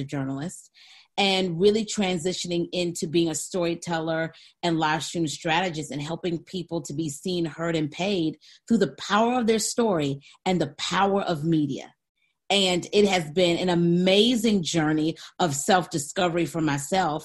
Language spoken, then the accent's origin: English; Saginaw, Michigan, United States; 1977, Saginaw, Michigan. General Hospital is where I was born